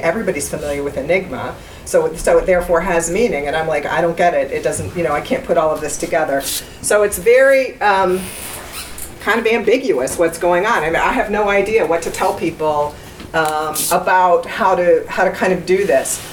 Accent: United States; I'm an American

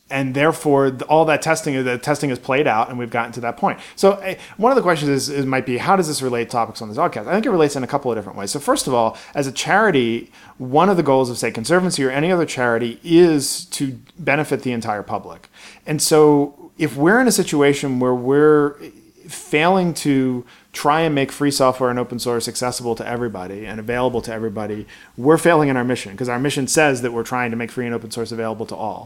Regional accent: Baltimore, Maryland, United States; I grew up in Baltimore, Maryland in the '80s

